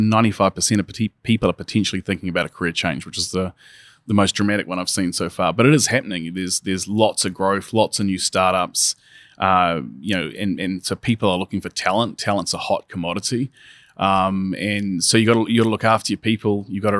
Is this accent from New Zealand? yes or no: yes; New Zealand; I'm originally from New Zealand, and we watched them go into lockdown and sort of eradicate the virus and then go back.